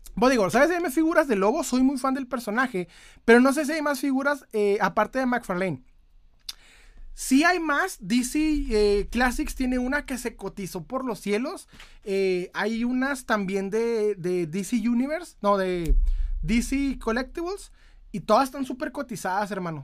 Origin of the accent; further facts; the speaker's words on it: Ciudad Juárez, Chihuahua, Mexico; Soy de Ciudad Juárez, Chihuahua.